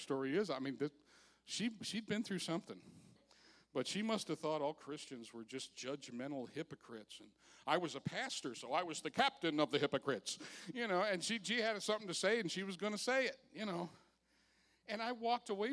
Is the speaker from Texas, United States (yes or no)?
no; Park Ridge, Illinois, United States; I was raised in Park Ridge, Illinois